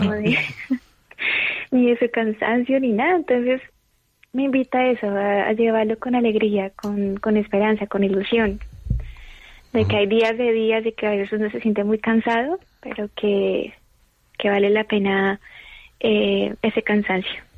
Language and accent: Spanish; Colombia; now in Madrid, Spain; yo soy de Colombia